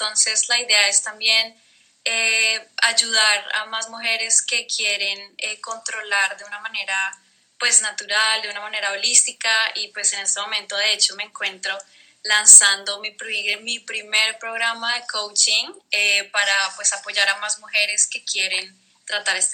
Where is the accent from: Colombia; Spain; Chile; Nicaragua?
Colombia; now in Netherlands; Eh, yo soy colombiana, soy de Colombia. Vivo en Holanda. Ya llevo, digamos que varios años viviendo pues fuera de casa.